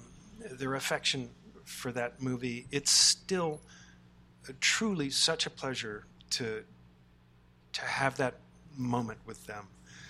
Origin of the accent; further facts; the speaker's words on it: Charlottesville, Virginia, United States; I'm from Charlottesville.